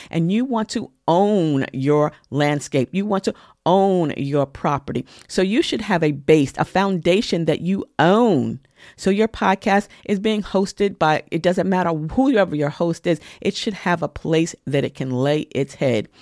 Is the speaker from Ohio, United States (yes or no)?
no; New York, United States; as a New Yorker